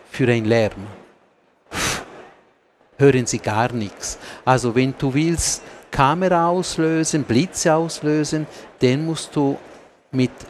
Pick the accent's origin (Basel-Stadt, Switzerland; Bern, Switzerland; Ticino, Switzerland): Ticino, Switzerland; German is a second language; noch vielleicht nur kurz noch mich entschuldigen für meine deutsche Sprache, die ist nicht perfekt, aber als Tessiner habe ich versucht.